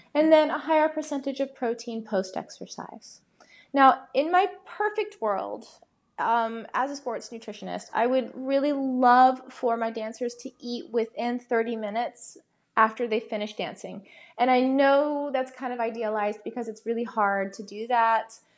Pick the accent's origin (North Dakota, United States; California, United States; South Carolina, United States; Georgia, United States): Georgia, United States; Atlanta; I'm from Atlanta